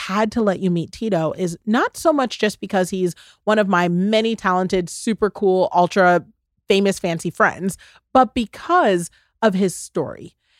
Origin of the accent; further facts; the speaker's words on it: United States; And I take a lot of pride in being a Ghanaian American, you know, both sides of it, being both American and Ghanaian.